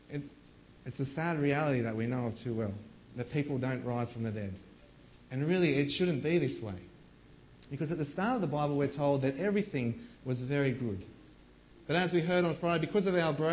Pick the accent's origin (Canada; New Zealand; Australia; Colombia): Australia; as Aussie blokes